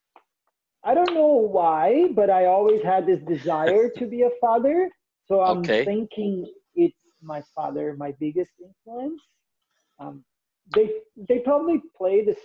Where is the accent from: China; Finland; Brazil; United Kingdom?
Brazil; moved away as an adult; also born or lived in Vancouver, Canada; now in Lethbridge, Canada; I am from Brazil originally